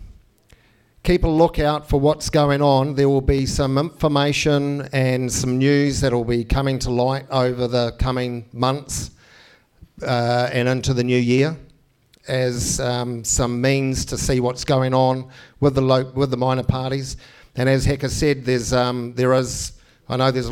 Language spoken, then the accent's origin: English; New Zealand; I grew up in New Zealand